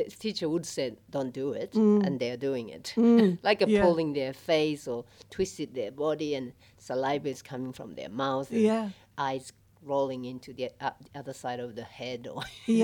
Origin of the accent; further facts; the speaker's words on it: Japan; moved away as an adult; also born or lived in Australia; now in Melbourne, Australia; I am originally from Japan, and I lived here in Australia probably 27 years.